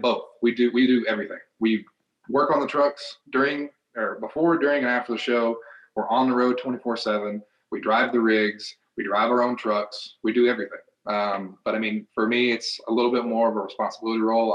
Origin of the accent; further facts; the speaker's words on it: Knoxville, Tennessee, United States; I'm from Knoxville, Tennessee, so used to do an event in the uh, Thompson Bowling Arena in Knoxville, Tennessee